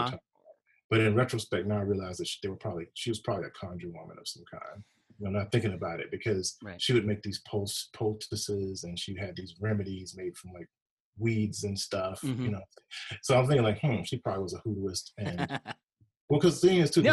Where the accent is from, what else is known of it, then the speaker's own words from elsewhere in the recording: Mississippi, United States; moved away; I'm from Mississippi originally.